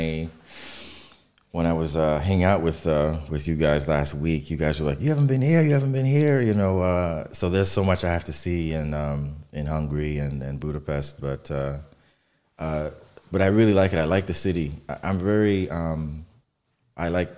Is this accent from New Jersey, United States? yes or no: no; New York City, New York, United States; I grew up in New York, in Brooklyn, in Catholic church